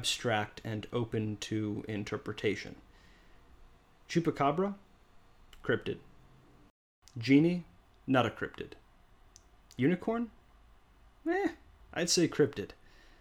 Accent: near Chicago, Illinois, United States; moved away as an adult; also born or lived in Oregon; my hometown near Chicago

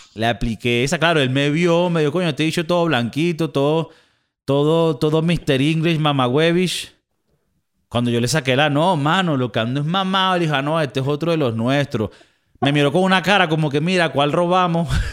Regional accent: Venezuela; also born or lived in South Florida, United States; now in Spain; aunque yo en papeles soy español, yo soy un venezolano más inmigrante y he sido inmigrante toda mi vida

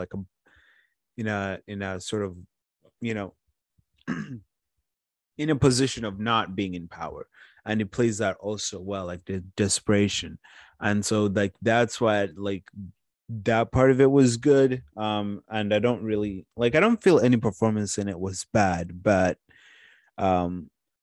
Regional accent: Watertown, Massachusetts, United States; I'm from Watertown

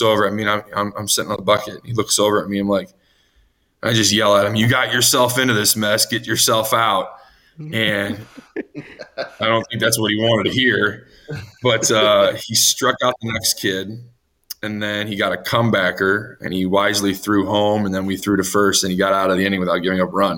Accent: Chicago, Illinois, United States; I grew up in the Chicago area

